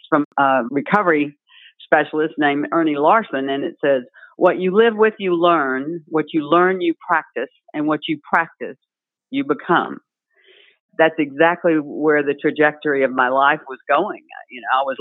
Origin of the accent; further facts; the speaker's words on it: South Louisiana, United States; I was raised in South Louisiana